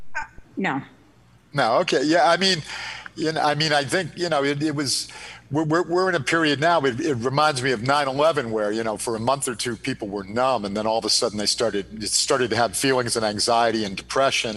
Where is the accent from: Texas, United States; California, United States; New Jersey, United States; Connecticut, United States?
Connecticut, United States; moved away as an adult; I was a Connecticut guy that came up to go to Merrimack